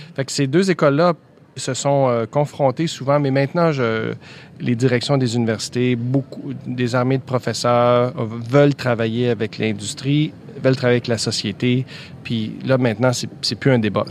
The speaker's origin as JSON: {"language": "French", "region": "Quebec", "country": "Canada", "said": "chez nous au ah, Québec"}